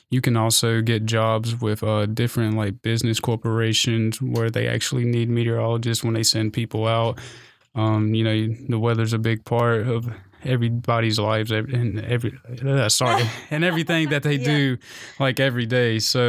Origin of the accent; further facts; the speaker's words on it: Shelby, North Carolina, United States; I'm from Shelby, North Carolina. It's about 45 minutes west of Charlotte. People typically don't know the smaller cities, so I have to point out the bigger ones.